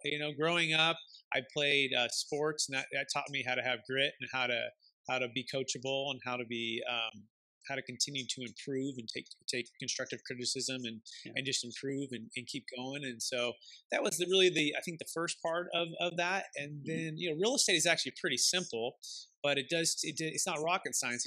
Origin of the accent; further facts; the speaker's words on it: Bay Area, California, United States; my father he he built single family homes growing up in the Bay Area